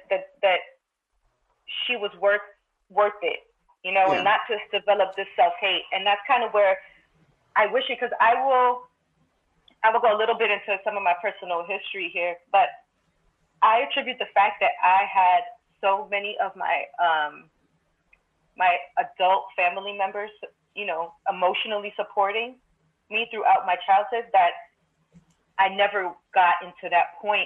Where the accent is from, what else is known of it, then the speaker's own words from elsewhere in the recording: New York City, New York, United States; both of my parents are Dominican, but I grew, I grew up in Crown Heights, Brooklyn